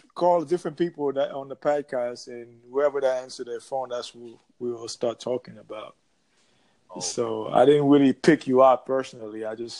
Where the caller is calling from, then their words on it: Florida, United States; I'm coming from Florida.